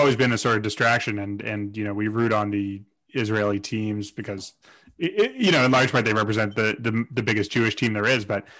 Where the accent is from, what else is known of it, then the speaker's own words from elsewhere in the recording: Toronto, Ontario, Canada; We grew up in Toronto